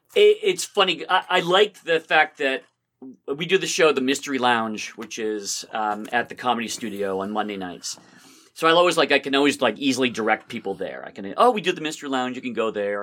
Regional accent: Somerville, Massachusetts, United States; also born or lived in Belmont, Massachusetts; I grew up in Somerville.

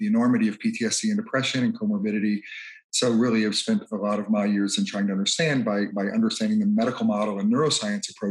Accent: Mississippi, United States; I grew up in Mississippi, from multiple generations in the South

